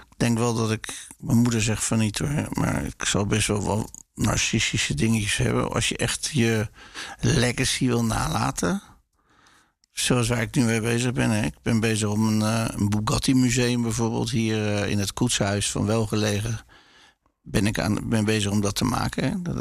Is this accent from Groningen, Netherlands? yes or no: no; Rotterdam, South Holland, Netherlands; Ik ben ook nooit verhuisd uit Rotterdam. Ik ben heel, eh, ja, heel loyaal aan deze stad.